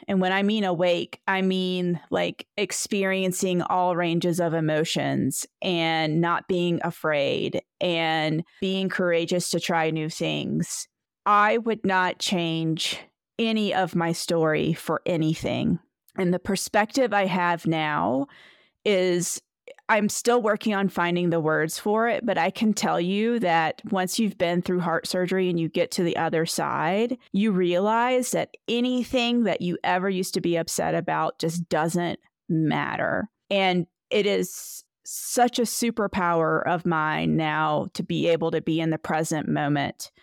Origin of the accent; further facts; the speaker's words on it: Edenton, North Carolina, United States; now in Victor, United States; I am originally from Edenton, North Carolina.